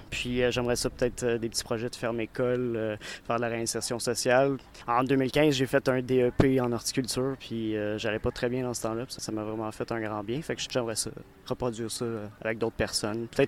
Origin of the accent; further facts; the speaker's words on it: Montreal, Quebec, Canada; moved away as an adult; Je viens de Montréal, euh, j'ai habité là quasiment toute ma vie, puis ma mère vient de la Gaspésie, fait c'est pour ça que je me suis rapproché un peu, puis euh, j'aime vraiment beaucoup la région.